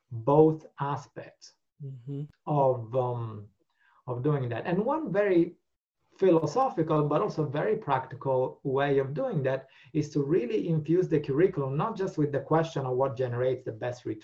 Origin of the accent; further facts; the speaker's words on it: Italy; first language Italian; English is a second language; And it really touched me to read her stories in Italian, in my mother tongue.